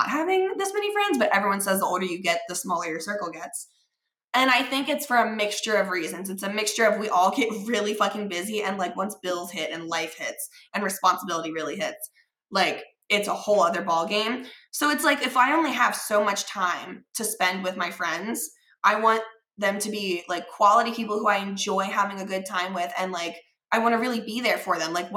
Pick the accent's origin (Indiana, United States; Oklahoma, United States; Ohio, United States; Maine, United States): Ohio, United States; Cincinnati; we grew up in Cincinnati, like we were little ballerinas together